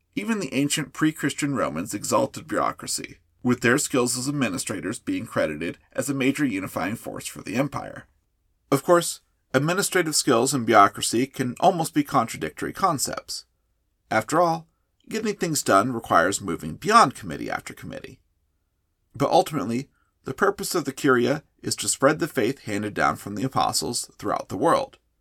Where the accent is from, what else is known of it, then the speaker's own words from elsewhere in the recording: United States; As an American Catholic